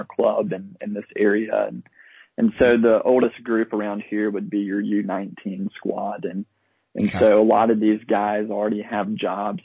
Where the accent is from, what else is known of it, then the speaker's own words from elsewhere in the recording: South Alabama, United States; I grew up in South Alabama. I've lived in Alabama my whole life